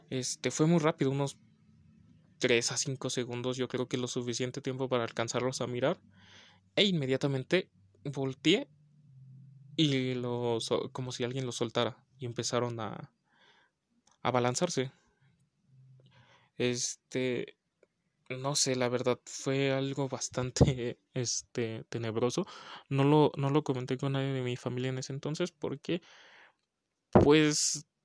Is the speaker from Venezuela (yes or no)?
yes; Venezuela; Yo en ese entonces tenía 14 años de edad. Soy de Venezuela y en esa época teníamos un racionamiento de electricidad.